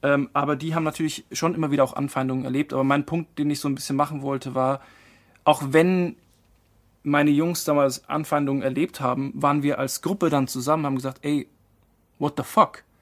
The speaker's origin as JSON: {"language": "German", "town": "Marktleuthen", "region": "Bavaria", "country": "Germany", "tie": "born or raised there", "also_born_or_lived": "Frankfurt / Mannheim", "moved": "as an adult", "said": "bin da quasi über einer ja, gut bürgerlichen äh, Gastwirtschaft groß geworden"}